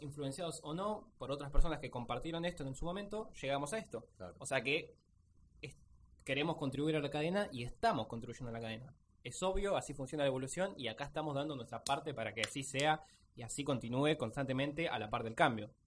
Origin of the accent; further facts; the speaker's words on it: Mar del Plata, Buenos Aires Province, Argentina; Somos de Mar Plata